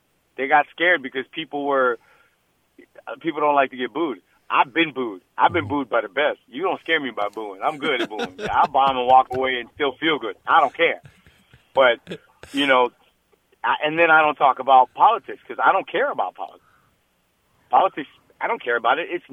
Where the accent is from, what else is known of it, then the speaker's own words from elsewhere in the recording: Chicago, Illinois, United States; moved away as an adult; also born or lived in New York; now in Crown Point, United States; I was born in New York, raised in Chicago, but I live in Crown Point, Indiana now